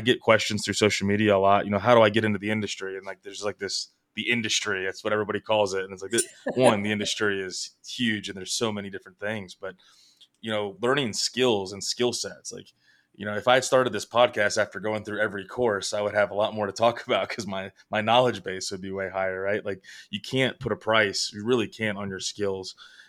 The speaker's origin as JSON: {"language": "English", "region": "the mountains of Virginia", "country": "United States", "moved": "as an adult", "said": "Cause I'm from the East Coast. I'm from the mountains of Virginia, and you know, it's whitetail and turkey. And, you know, I know a little bit about that, and I've dabbled in out here West for the past 3 years"}